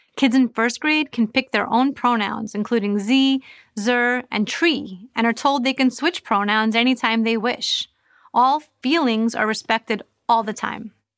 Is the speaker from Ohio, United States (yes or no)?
no; New York, United States; moved away as an adult; now in Florida, United States; I moved from New York, where I had lived my entire life, to Florida to protect my children.